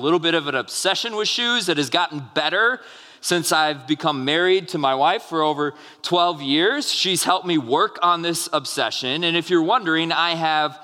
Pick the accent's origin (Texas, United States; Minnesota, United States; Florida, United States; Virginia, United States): Minnesota, United States; I grew up in Minnesota